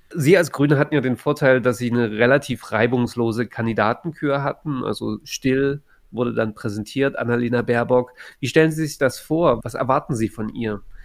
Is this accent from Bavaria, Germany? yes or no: no; Saxony, Germany; für mich als jemanden, der in Sachsen aufgewachsen ist